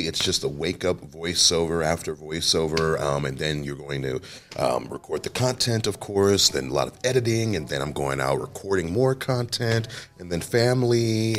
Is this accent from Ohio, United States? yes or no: yes; Cleveland, Ohio, United States; No, well, I grew up on Huff. It was 81st and Huff before I moved to 79th and Huff. And it was a rough area.